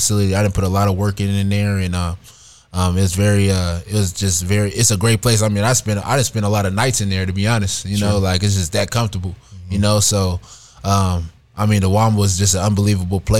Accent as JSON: {"language": "English", "town": "Fresno", "region": "California", "country": "United States", "tie": "born or raised there", "moved": "as an adult", "lives_now": "Lubbock, United States", "said": "I was coming from Roosevelt High School. I spent all 4 years there, you know, in Fresno, California, and then going to Fresno State. I committed there as a sophomore in high school. So going to Fresno State and being the hometown kid"}